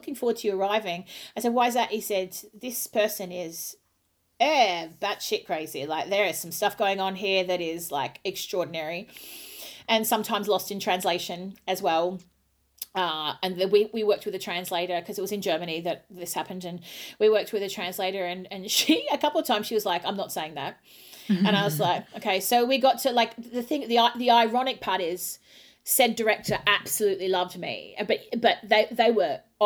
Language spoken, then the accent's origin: English; Australia; moved away; I'm an Aussie